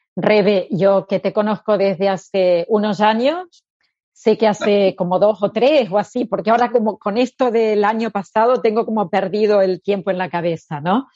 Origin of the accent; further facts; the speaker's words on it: Argentina; moved away as an adult; now in Spain; como nací en Argentina y era muy línea psicoanalítica, con 18 años hice psicoanálisis, ahí empecé. Y con 30 fue cuando vine aquí a España.